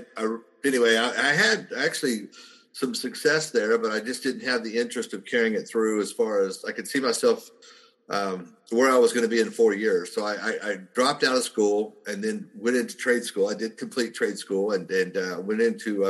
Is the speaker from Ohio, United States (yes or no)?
no; southern Oklahoma, United States; I grew up in a very small town in southern Oklahoma